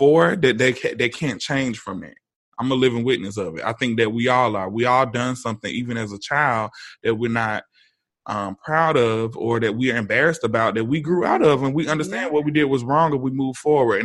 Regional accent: the South, United States; I grew up in the South

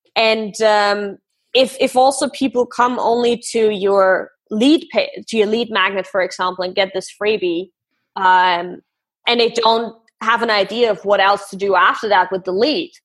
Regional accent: Austria; I grew up in Austria

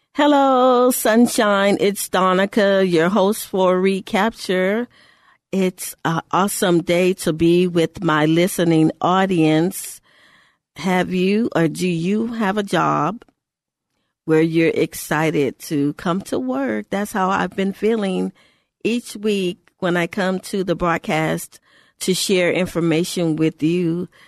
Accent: Texas, United States; in our state, because I'm from Texas

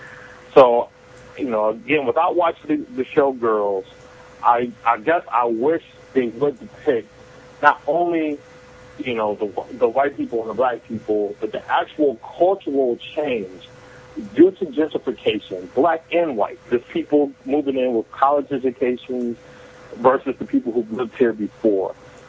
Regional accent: Akron, Ohio, United States; also born or lived in Philadelphia, Pennsylvania; now in Brooklyn, New York, United States; I'm originally from Akron, Ohio, and moved to Brooklyn from Philadelphia after I finished grad school.

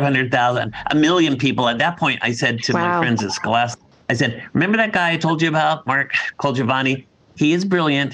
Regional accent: Dedham, Massachusetts, United States; Dedham, Massachusetts, my hometown.

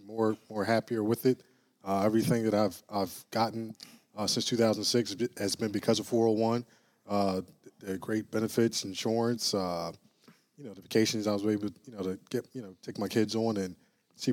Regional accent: Philadelphia, Pennsylvania, United States; now in New Jersey, United States; I'm a Philadelphia homegrown, Mount Airy, to be exact

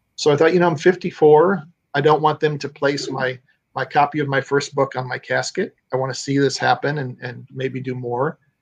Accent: Illinois, United States; moved away as an adult; now in Florida, United States; I'm originally from Illinois.

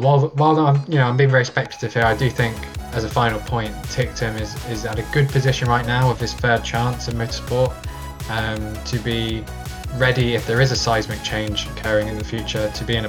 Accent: United Kingdom; have a bit of an advantage of being a driver who's already been associated with Formula E, and B, being British and there being so many other kind of British connections in the championship.

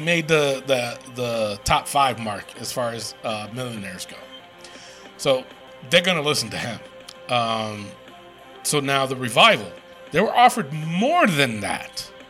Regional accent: New York City, New York, United States; I'm from the Bronx.

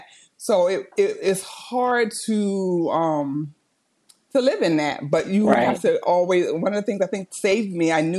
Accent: Chester, Pennsylvania, United States; now in Delaware, United States; I am from Chester, Pennsylvania, which is a small city outside of Philadelphia, but I am a resident of Delaware

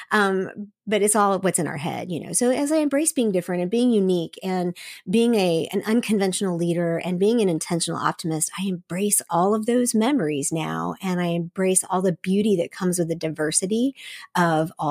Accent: Seoul, South Korea; But I was raised in Seoul, Korea. My parents went there as missionaries in 1974. And so I was raised in a missionary community with lots of expatriates from all over the world.

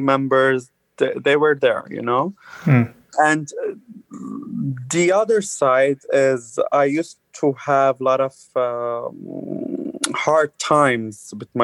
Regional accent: Lebanon; moved away as an adult; now in Canada; I'm born and raised in Lebanon, but I'm originally Armenian.

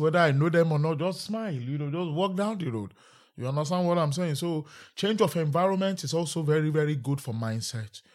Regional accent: London, United Kingdom; Peckham has always feel like home

